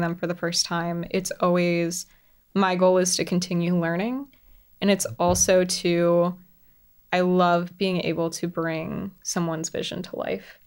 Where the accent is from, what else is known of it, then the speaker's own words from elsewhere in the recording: Central Florida, United States; moved away as an adult; I grew up in Central Florida